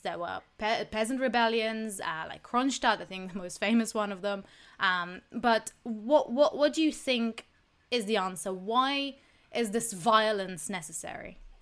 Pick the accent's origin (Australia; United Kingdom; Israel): Israel; I'm from Israel